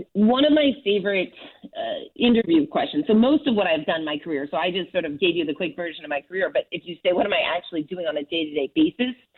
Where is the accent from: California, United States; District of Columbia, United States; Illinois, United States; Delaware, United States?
California, United States; Southern; I grew up in in Southern California